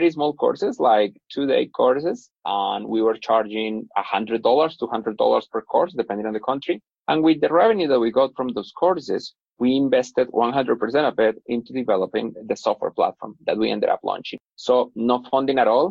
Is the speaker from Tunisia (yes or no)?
no; Bogota, Colombia; I'm originally from Bogota in Colombia, where I am right now